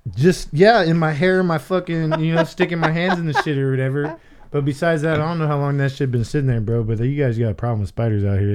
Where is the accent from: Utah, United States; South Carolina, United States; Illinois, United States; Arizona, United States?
Arizona, United States; I'm fucking from Arizona, born and raised